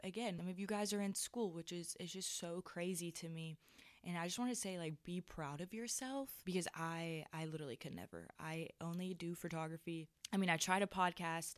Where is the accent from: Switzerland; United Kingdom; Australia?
Switzerland; now in United States; I'm from Switzerland, and I am considered an international student